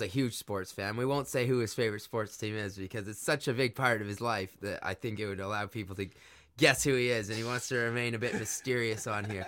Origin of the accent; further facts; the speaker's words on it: Canada; growing up in Canada